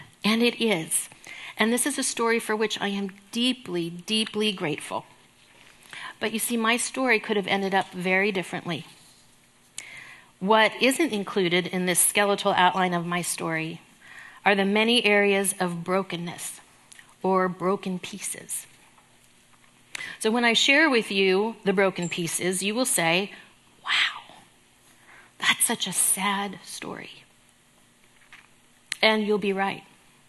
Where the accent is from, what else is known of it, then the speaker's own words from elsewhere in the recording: California, United States; born there; I was born in Southern California.